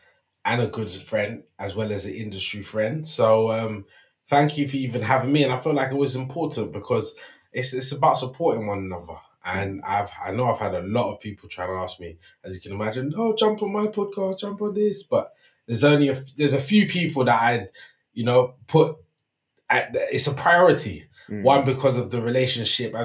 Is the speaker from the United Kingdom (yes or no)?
yes; London, United Kingdom; I'm from West London. I've grown up walking past Hammersmith Apollo from a young child to a teen.